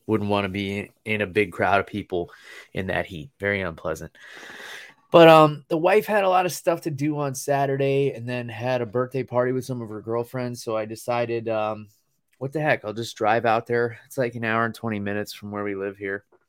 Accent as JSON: {"language": "English", "region": "New York", "country": "United States", "tie": "born or raised there", "moved": "as an adult", "lives_now": "Florida, United States", "said": "I was born and raised in New York State"}